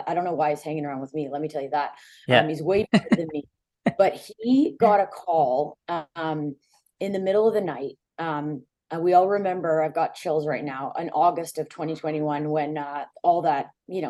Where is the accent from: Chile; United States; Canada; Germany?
Canada; Vancouver, British Columbia; born there; I'm proud Canadian. I was born in Vancouver, but I have, you know, lived all over the world.